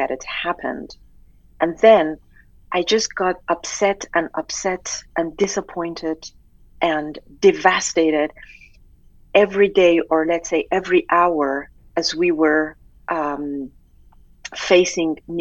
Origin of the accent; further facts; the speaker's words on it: Tehran, Tehran Province, Iran; moved away; being an Iranian, born and raised in Tehran.